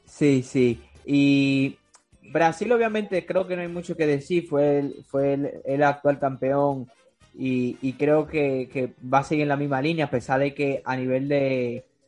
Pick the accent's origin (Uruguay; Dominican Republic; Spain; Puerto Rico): Dominican Republic; soy dominicano y lo hago desde aquí de República Dominicana